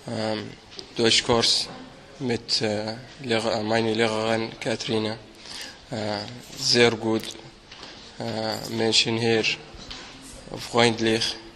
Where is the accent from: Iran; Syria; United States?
Syria; German is a second language; moved away as an adult; now in Austria; ich komme aus Syrien. Äh, ich lange hier in Österreich vier Monate.